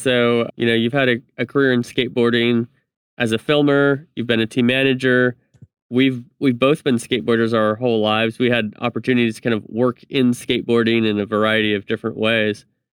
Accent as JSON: {"language": "English", "town": "Reedley", "region": "California", "country": "United States", "said": "I'm from this teeny tiny town called Reedley, California, next to Fresno."}